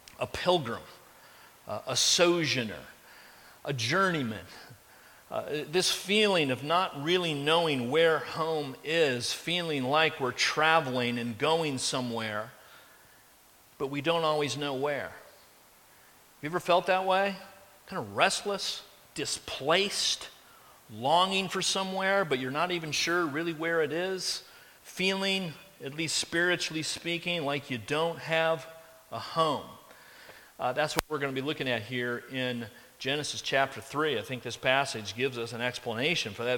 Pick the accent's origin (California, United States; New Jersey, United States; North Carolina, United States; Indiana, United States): Indiana, United States; Carmel; I grew up in Carmel, Indiana, and lived in the same house through my elementary years and junior high years, and high school years, and college years.